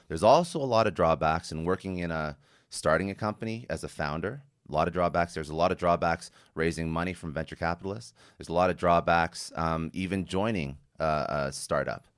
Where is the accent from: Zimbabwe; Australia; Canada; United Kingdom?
Canada; I'm Canadian